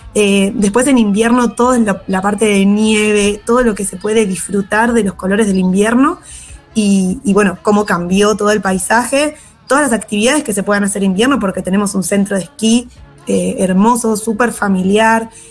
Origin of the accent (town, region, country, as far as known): Esquel, Chubut, Argentina; born or raised there; also born or lived in San Martín de los Andes / Buenos Aires